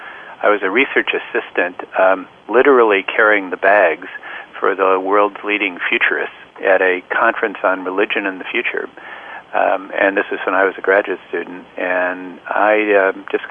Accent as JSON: {"language": "English", "region": "Midwest", "country": "United States", "tie": "born or raised there", "also_born_or_lived": "Illinois", "moved": "as an adult", "lives_now": "Bay Area, United States", "said": "I grew up in the Midwest and went to the University of Illinois"}